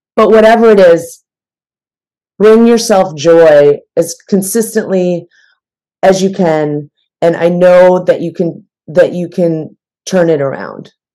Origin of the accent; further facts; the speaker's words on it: Midwest, United States; also born or lived in New York; now in Los Angeles, United States; I'm from the Midwest